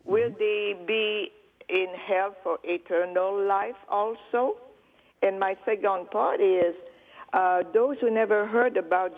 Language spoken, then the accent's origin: English; Canada; now in North Carolina, United States; I live in North Carolina, but I am from Canada.